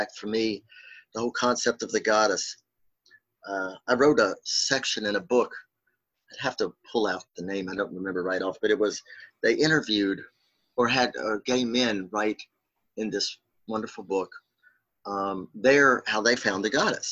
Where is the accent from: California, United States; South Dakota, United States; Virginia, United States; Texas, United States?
Virginia, United States; Winchester; I grew up in outside Winchester, Virginia, the Shenandoah Valley